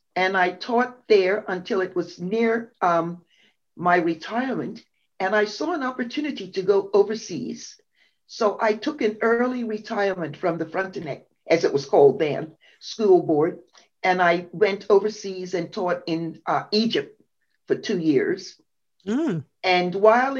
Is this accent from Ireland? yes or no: no; Bermuda; I was born in Bermuda